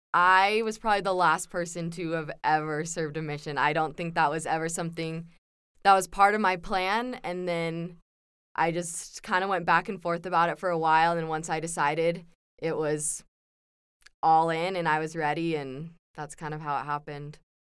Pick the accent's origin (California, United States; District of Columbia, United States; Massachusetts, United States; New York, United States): California, United States; San Clemente; moved away as an adult; now in Provo, United States; I'm from San Clemente, California.